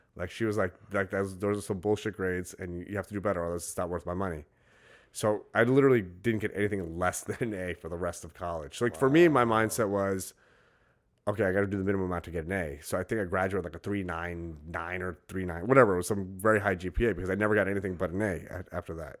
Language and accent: English; New York City, New York, United States; I grew up in Brooklyn.